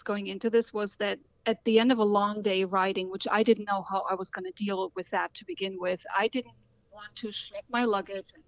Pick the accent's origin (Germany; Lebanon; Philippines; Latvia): Germany; now in Washington, D.C., United States; I was born in Germany and currently live in Washington, D.C.